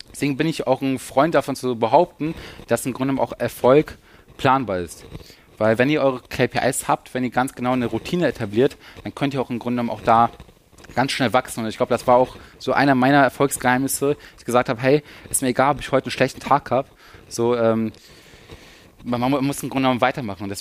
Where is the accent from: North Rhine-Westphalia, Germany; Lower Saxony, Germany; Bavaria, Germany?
Lower Saxony, Germany; also wir kommen aus der Nähe von Hannover